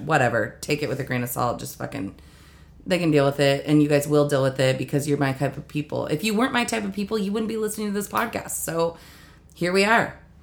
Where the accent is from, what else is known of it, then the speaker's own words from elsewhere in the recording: United States; I was born and raised in East Valley